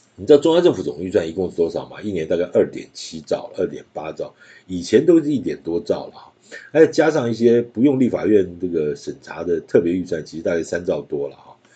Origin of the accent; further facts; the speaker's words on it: Taiwan; 我就会在台湾，呃，继续地待在这边。是我出生的地方，成长的地方